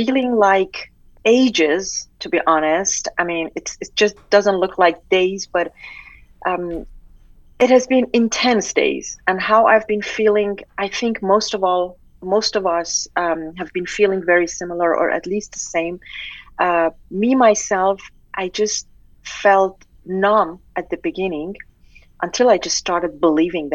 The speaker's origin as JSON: {"language": "English", "town": "Tehran", "region": "Tehran Province", "country": "Iran", "tie": "born or raised there", "moved": "yes", "said": "being an Iranian, born and raised in Tehran."}